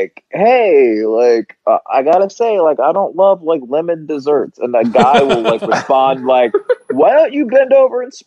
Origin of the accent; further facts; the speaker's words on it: Marietta, Georgia, United States; moved away as an adult; also born or lived in Miami, Florida / New York; now in Los Angeles, United States; I was born in Miami, and my brother was born in Cincinnati, and then my sister was born in Santa Rosa, and then like right after my sister, we moved to Georgia.